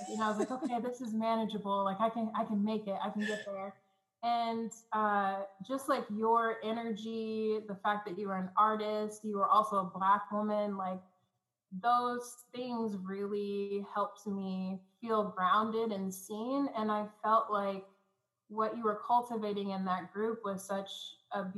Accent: Oklahoma City, Oklahoma, United States; I'm coming from Oklahoma City, Oklahoma. Like there's a church almost on every corner here

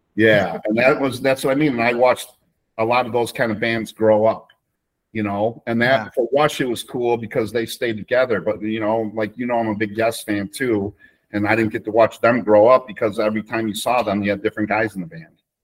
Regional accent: Chicago, Illinois, United States; I'm from Chicago

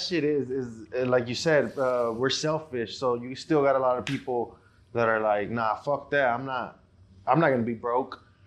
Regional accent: Mexico; now in United States; I was born in Mexico

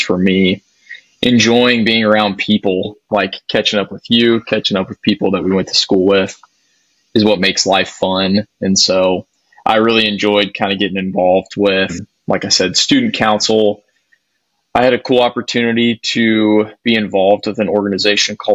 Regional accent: Fort Worth, Texas, United States; I grew up in Fort Worth, Texas

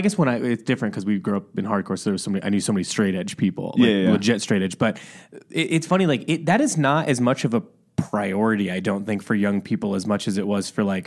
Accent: Midwest, United States; we're both from the Midwest

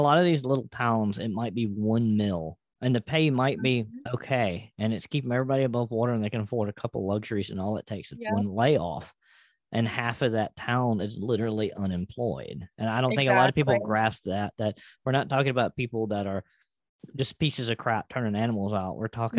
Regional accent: Appalachia, United States; I am ethnically Appalachian.

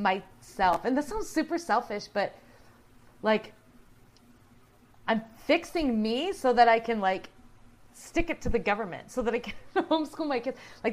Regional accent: South Dakota, United States; I was born and raised in South Dakota.

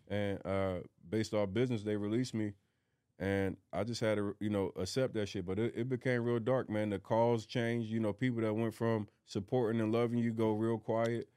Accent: Philadelphia, Pennsylvania, United States; moved away; My mindset from growing up in North Philly

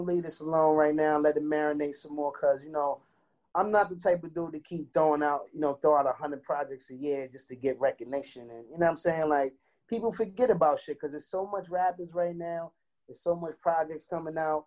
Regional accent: New York City, New York, United States; me being from Brownsville and growing up

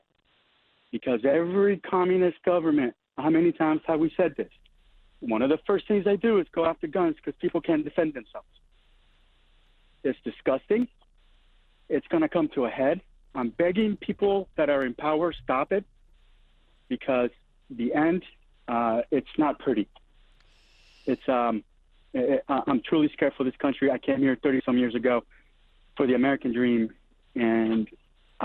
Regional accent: Nicaragua; now in Northern Virginia, United States; I grew up through in Nicaragua when the communists took over

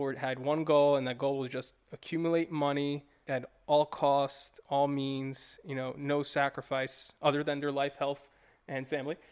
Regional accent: New York, United States; moved away as an adult; I'm from New York. I grew up there for twenty-five years

